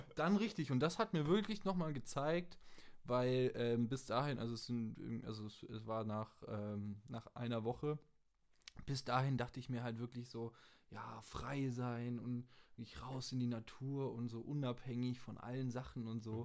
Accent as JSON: {"language": "German", "country": "Germany", "said": "als Deutscher in einem anderen Land"}